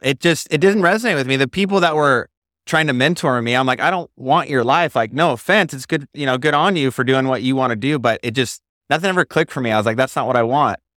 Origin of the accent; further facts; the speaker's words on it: Marcy, Idaho, United States; moved away as an adult; also born or lived in Maui, Hawaii; Yeah, I grew up in Idaho on a farm in Marcy, Idaho, near the Snake River.